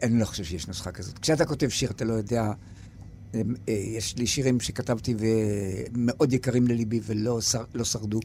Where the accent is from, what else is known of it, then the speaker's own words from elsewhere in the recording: Yagur, Haifa District, Israel; ביגור, כשהייתי ילד